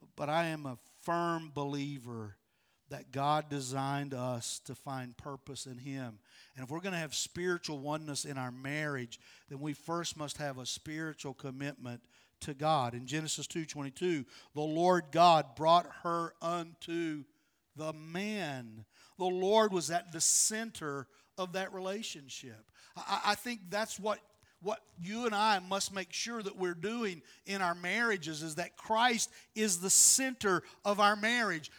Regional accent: West Virginia, United States; moved away as an adult; now in North Carolina, United States; I'm from West Virginia. I'm a hillbilly

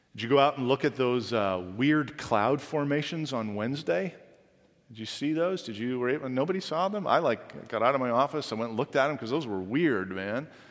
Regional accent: Canada; Being a Canadian

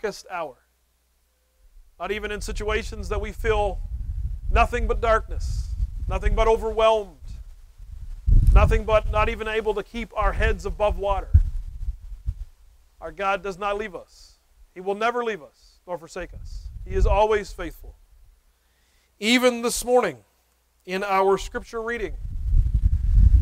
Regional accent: United States; as American, North American evangelicals

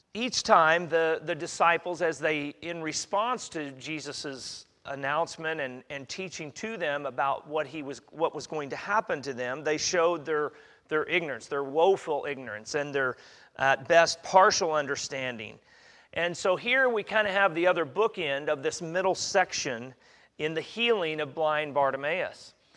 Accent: Kansas, United States; now in Katy, United States; I'm a flatlander. I'm from Kansas

